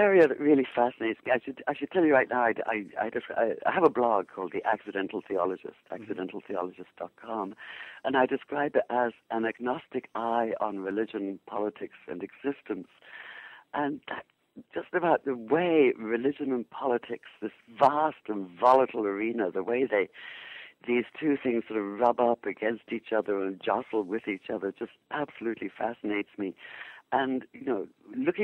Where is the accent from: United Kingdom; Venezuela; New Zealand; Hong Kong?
United Kingdom; England; moved away as an adult; also born or lived in Jerusalem / New York; now in Seattle, United States; I born in England, obviously from my accent, educated in England